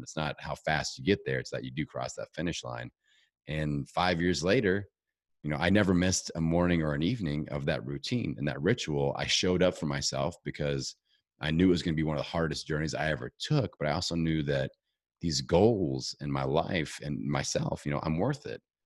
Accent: Indiana, United States; I'm from Indiana, you know, we're low elevation

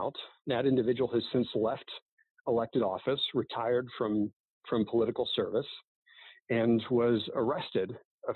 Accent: Illinois, United States; I grew up in Illinois.

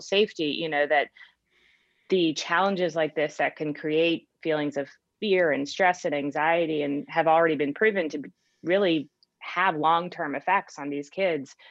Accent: Cape Cod, Massachusetts, United States; moved away; i grew up in cape cod massachusetts

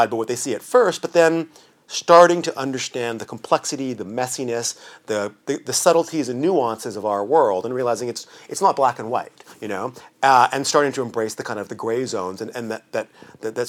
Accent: Vancouver, British Columbia, Canada; I'm from Vancouver. I grew up in Vancouver

